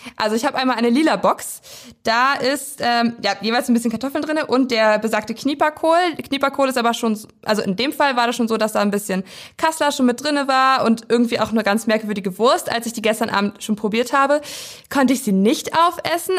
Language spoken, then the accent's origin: German; Weisen, Brandenburg, Germany; ich komme aus dem kleinen Dörfchen Weisen